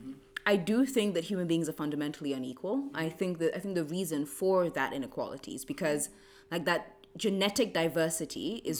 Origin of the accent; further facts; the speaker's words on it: Kenya; as a Kenyan, I do look at Uganda and Tanzania with bombastic side eye.